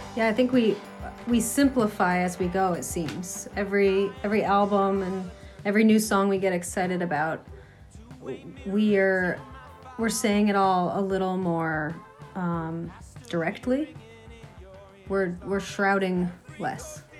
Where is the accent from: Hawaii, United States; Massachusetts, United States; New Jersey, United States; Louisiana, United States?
Massachusetts, United States; Franklin; also born or lived in Boston; I grew up in Franklin, Massachusetts, and uh, moved to Boston